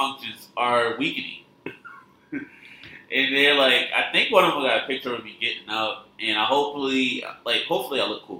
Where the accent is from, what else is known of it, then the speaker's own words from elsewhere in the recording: United States; I am an American.